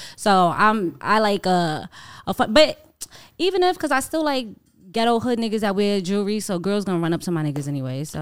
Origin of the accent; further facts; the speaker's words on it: New York City, New York, United States; I'm a girl from Harlem